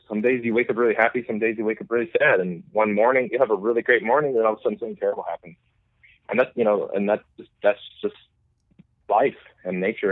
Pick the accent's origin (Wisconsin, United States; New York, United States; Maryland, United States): Wisconsin, United States; Milwaukee; also born or lived in Dublin, Ireland; I'm from Milwaukee.